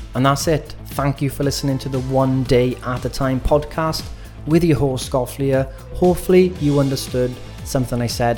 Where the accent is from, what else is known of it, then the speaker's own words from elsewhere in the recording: Wales, United Kingdom; as young Welsh kids